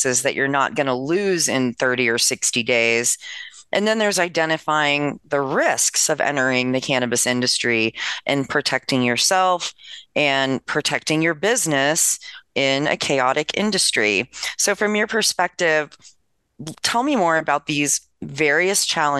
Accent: Leonardtown, Maryland, United States; my home state of Maryland. Shout out to Leonardtown High School.

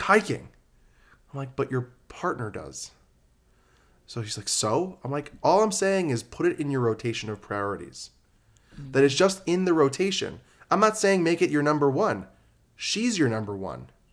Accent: New York, United States; now in Las Vegas, United States; I'm from New York

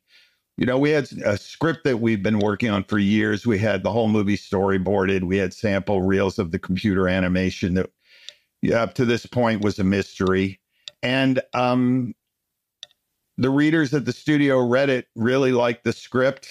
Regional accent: United States; also born or lived in Pennsylvania / Boston; I grew up in New York and Pennsylvania

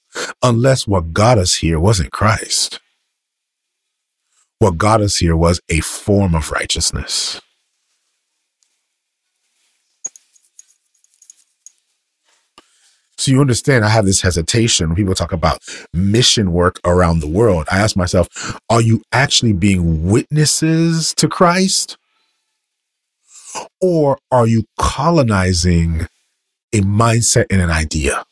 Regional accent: United States; I am American.

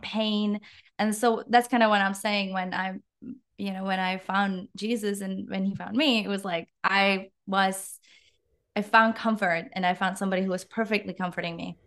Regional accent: Czechia; English is a second language; moved away as an adult; now in Canada; you might hear a little bit of an accent, just a slight one. I'm from the Czech Republic

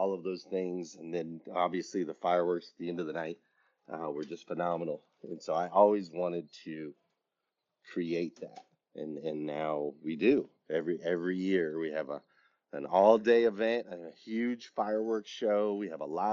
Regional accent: Flagstaff, Arizona, United States; now in Atlanta, United States; I grew up in Flagstaff, Arizona.

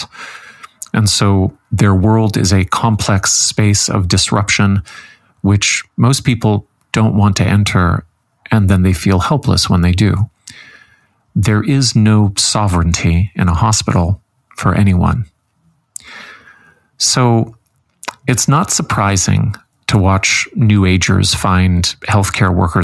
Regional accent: Canada; as a Canadian

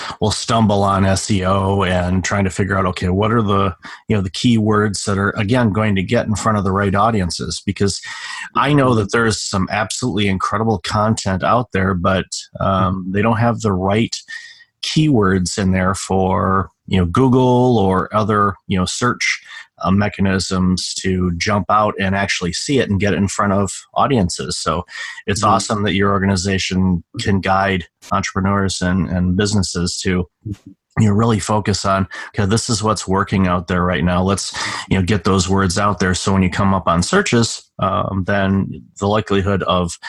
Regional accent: United States; now in Canada; I live in Canada and I was born in America

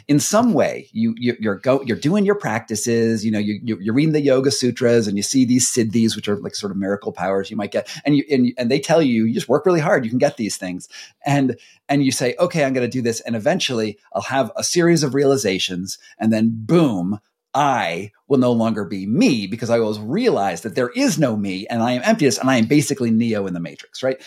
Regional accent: United States; we come from America

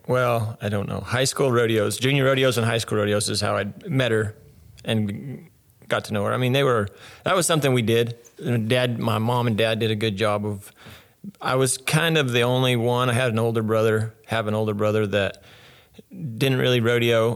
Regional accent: Willcox, Arizona, United States; I grew up born and raised Wilcox, Arizona, where I'm at now

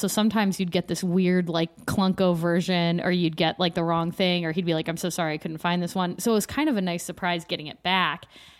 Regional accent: Pittsburgh, Pennsylvania, United States; born there; I was born in Pittsburgh, but I was not making mixtapes when I was zero.

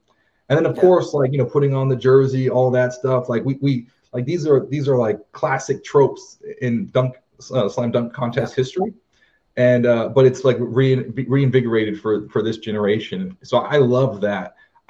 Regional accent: Texas, United States; I'm from Texas

